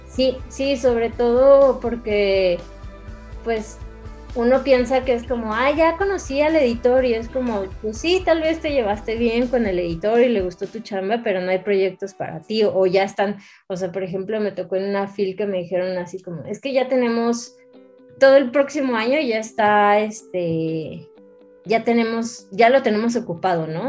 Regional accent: Ciudad Juárez, Chihuahua, Mexico; yo soy de Ciudad Juárez

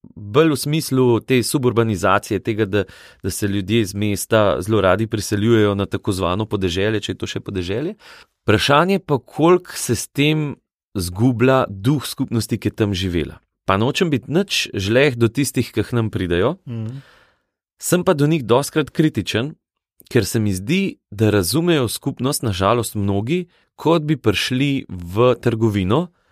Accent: Valburga, Slovenia; also born or lived in Medvode; jaz sem smlejc oziroma iz Šentomprge, iz Valburge

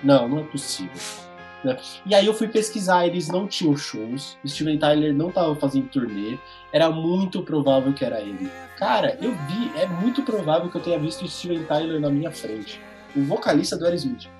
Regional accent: Brazil; eu sou brasileiro

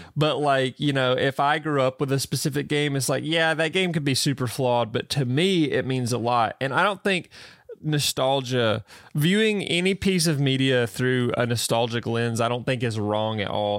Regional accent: the South, United States; accent: southern; my little southern accent

